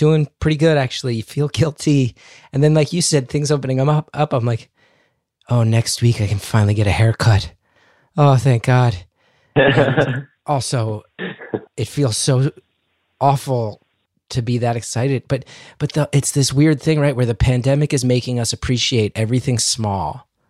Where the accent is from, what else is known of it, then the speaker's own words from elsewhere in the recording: New Jersey, United States; I'm happy to be living back in my home state